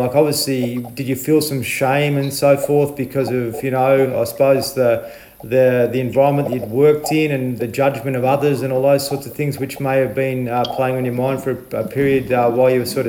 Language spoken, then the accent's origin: English; Horsham, Victoria, Australia; I'm from Horsham, just up the road.